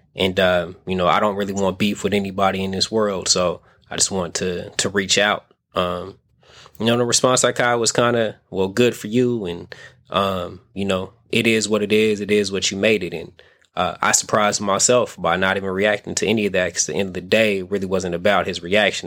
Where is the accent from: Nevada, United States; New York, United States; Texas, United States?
Nevada, United States; Las Vegas; now in San Francisco Bay Area, United States; I kind of have to get used to the Bay being um, home, even though I'm from Vegas